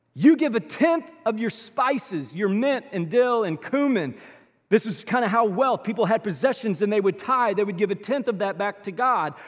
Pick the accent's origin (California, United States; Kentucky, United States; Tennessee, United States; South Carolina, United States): Kentucky, United States; Louisville; we grew up in South Louisville for a couple of years